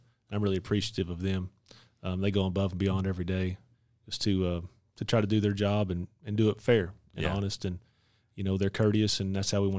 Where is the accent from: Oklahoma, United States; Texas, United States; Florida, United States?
Texas, United States; Fort Worth; I was born and raised in North Texas, born in Fort Worth, lived all my life in Parker County.